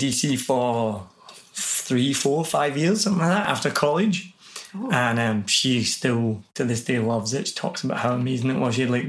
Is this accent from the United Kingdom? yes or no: yes; Scotland, United Kingdom; also born or lived in New Zealand; now in Ho Chi Minh City, Vietnam; I'm Scottish.